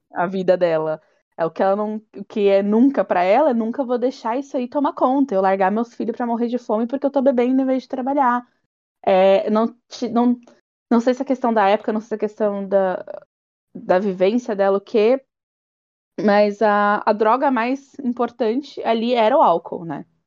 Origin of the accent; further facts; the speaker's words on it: Bahia, Brazil; a baiana aqui